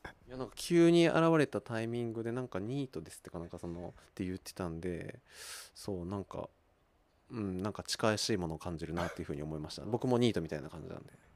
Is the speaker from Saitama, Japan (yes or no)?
yes; Kawagoe, Saitama, Japan; 僕川越生まれではないんですけれども、 まあ、ほとんど川越育ちで大体20年ぐらい